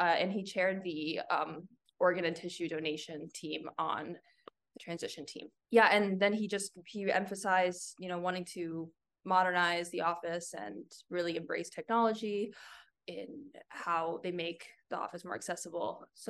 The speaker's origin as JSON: {"language": "English", "area": "San Francisco Bay Area", "region": "California", "country": "United States", "also_born_or_lived": "Chicago, Illinois", "moved": "as an adult", "lives_now": "Illinois, United States", "said": "So I'm originally from the San Francisco Bay Area, but I came to Chicago to get my undergrad degree at DePaul University."}